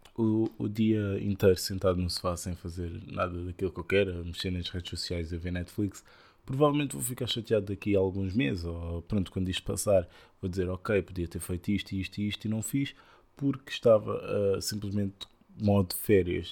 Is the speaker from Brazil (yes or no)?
no; Portugal; nós portugueses